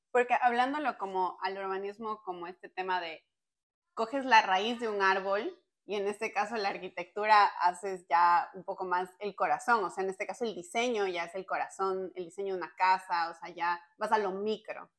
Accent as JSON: {"language": "Spanish", "country": "Ecuador", "said": "nosotros somos de Ecuador"}